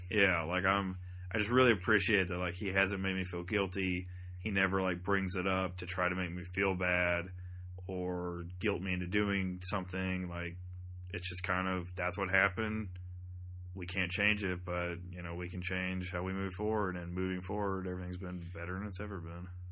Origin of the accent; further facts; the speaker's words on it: thirty minutes south of Atlanta, Georgia, United States; moved away; my hometown, which is like thirty minutes south of Atlanta.